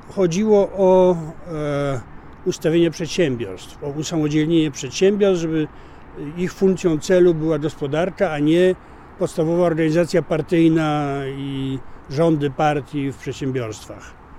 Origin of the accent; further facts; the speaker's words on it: Poland; jestem z Polski